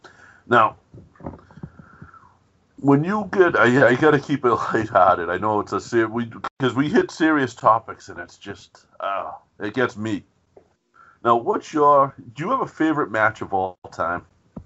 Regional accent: Boston, Massachusetts, United States; Me and Joe grew up in a town. We grew up in South Boston, Massachusetts

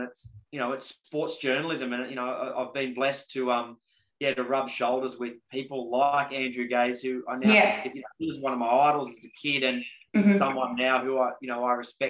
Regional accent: Dubbo, New South Wales, Australia; Yeah, so growing up in Dubbo in country of New South Wales.

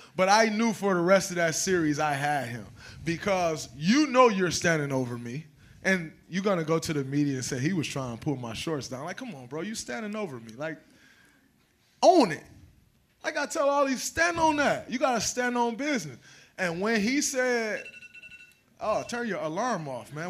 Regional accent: Saginaw, Michigan, United States; I'm from Saginaw

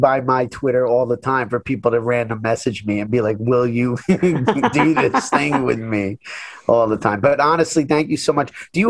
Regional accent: New York, United States; accent: New York; my New York accent.

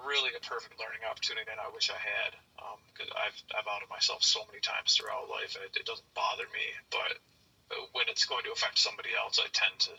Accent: New York, United States; I'm from New York. I was in North Carolina for like 4 months.

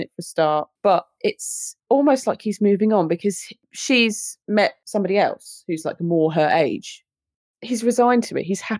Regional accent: United Kingdom; Being British is a ride.

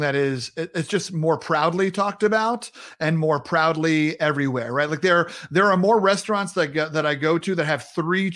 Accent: Sayville, New York, United States; accent: New York; moved away; also born or lived in the South; So I grew up in Long Island, New York, grew up in Sayville, halfway between the city and the Hamptons.

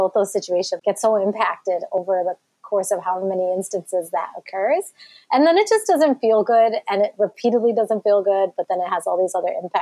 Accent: 20 miles from Detroit, a small town in Michigan, United States; I also grew up in a small town in Michigan in the suburbs, just 20 miles from Detroit

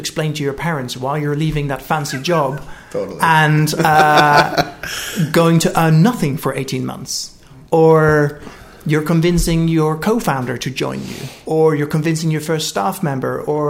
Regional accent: United Kingdom; moved away as an adult; now in California, United States; I'm British

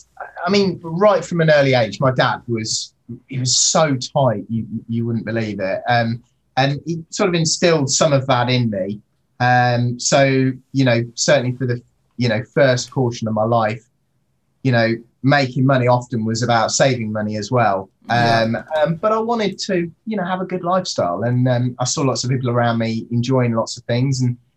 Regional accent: Indonesia; also born or lived in Singapore; So I grew up in Indonesia. I was in sort of Singapore

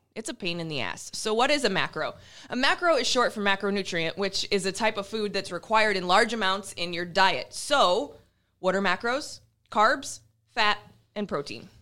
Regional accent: Iowa, United States; now in Nebraska, United States; I'm from Iowa

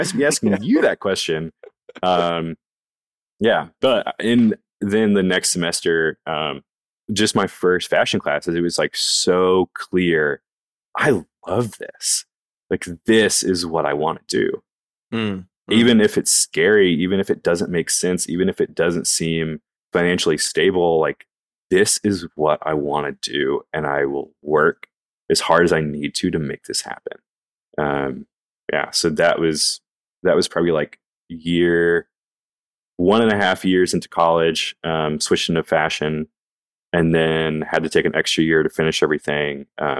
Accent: the South, United States; I think especially growing up in the South and being a man and being told like, dude, you're going to have a family.

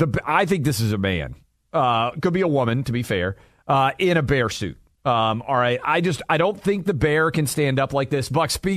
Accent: Tennessee, United States; my home state of Tennessee.

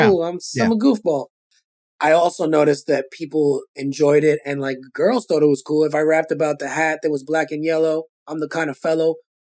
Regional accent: New York City, New York, United States; accent: Brooklyn; being a Brooklyn kid

